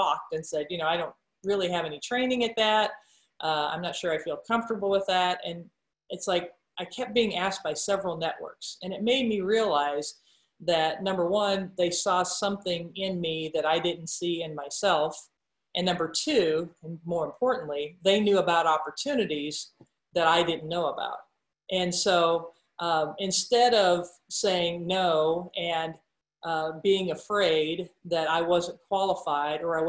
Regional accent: Roseland, Nebraska, United States; growing up in Roseland, Nebraska

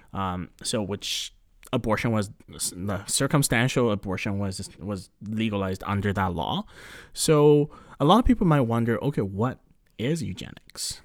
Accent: Canada; We are born and raised yeah. in Canada, so we're um, you know, we're considered Canadian

